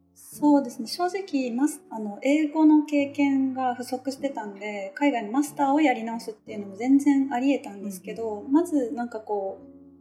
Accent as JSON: {"language": "Japanese", "region": "Nara", "country": "Japan", "tie": "born or raised there", "also_born_or_lived": "Tokyo, Japan", "moved": "yes", "lives_now": "Exeter, United Kingdom", "said": "自分の実家が奈良県のその別に奈良市ではないめっちゃ田舎なとこで"}